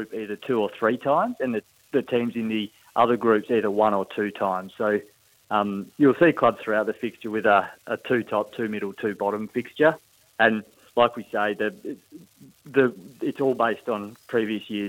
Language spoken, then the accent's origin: English; Perth, Western Australia, Australia; I'm from Perth